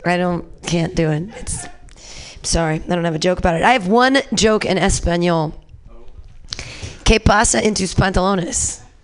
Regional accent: Danville, California, United States; I was raised in California by racists. I'm a product of my environment. 44 years old and I grew up in Danville.

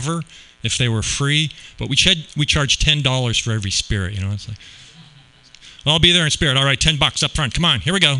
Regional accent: Canada; now in Las Vegas, United States; I grew up in Canada where we don't really have guns so much

